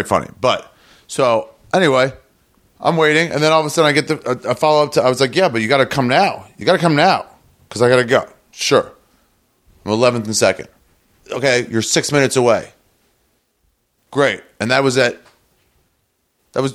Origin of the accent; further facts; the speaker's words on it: Los Angeles, California, United States; I'm from LA. I'm from Los Angeles.